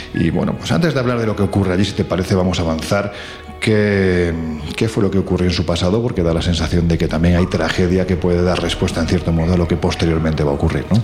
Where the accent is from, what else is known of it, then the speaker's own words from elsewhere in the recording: Andalusia, Spain; Soy un andaluz